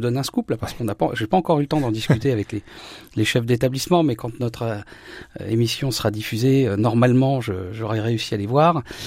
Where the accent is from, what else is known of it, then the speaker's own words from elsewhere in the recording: Saint-Hilaire-au-Temple, Grand Est, France; mon village natal, Saint-Hilaire-au-Temple